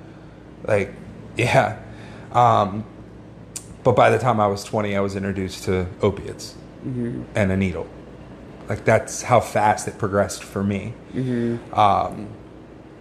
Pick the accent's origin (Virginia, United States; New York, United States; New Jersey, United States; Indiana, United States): Virginia, United States; Northern; moved away as an adult; now in South Florida, United States; originally I'm from Northern Virginia, just outside D.C